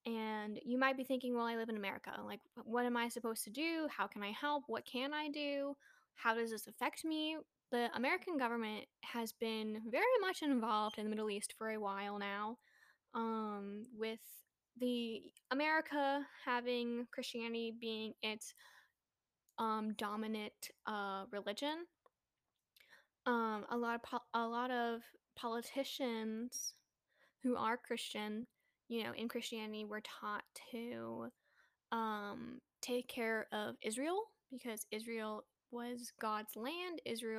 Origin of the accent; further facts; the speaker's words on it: Philippines; even as a Filipino